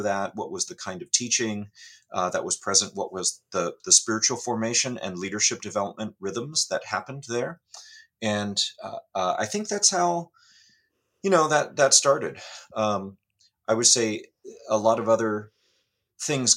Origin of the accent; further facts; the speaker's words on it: California, United States; I grew up in California